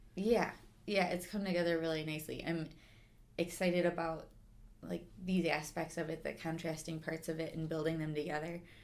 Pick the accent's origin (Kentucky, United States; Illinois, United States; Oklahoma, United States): Illinois, United States; Schaumburg; also born or lived in McAllen, Texas; I came back home to, I'm from Schaumburg, so kind of to this area